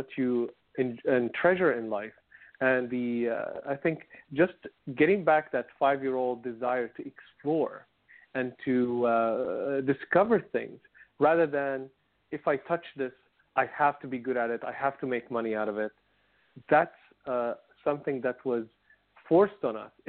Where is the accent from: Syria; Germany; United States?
Syria; moved away; I come from Syria, and everybody, if we go to the countryside, we had a land.